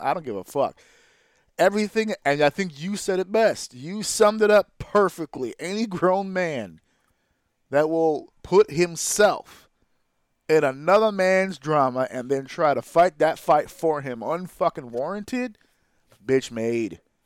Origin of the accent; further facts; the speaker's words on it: New York City, New York, United States; I am a proud member of the L E S community, Lower East Side of Manhattan, New York